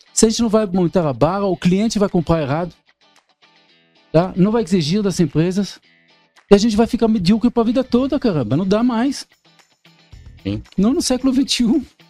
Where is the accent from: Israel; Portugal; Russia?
Israel; Portuguese is a second language; moved away as an adult; now in Brazil; sou israelense nato, há 30 anos aqui no Brasil